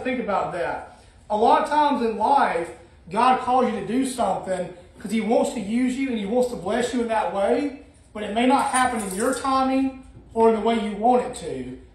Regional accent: Alabama, United States; moved away as an adult; also born or lived in Illinois; I grew up my whole life in Alabama

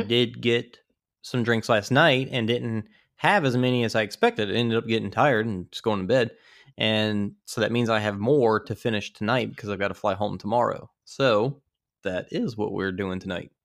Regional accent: Louisiana, United States; I'm from Louisiana

